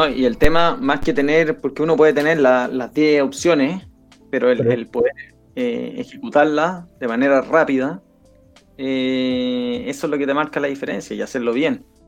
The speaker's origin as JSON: {"language": "Spanish", "country": "Chile", "said": "somos los mismos chilenos"}